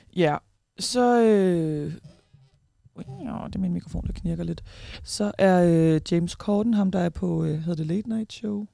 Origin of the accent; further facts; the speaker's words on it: Tornby, North Denmark Region, Denmark; now in Aarhus, Denmark; Jeg er fra Tornby. Jeg bor i Aarhus